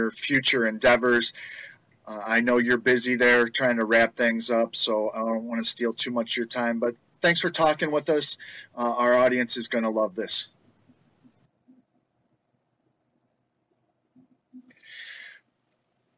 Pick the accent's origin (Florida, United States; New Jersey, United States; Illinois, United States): Illinois, United States; Chicago; growing up in Chicago, I got to watch Walter Payton run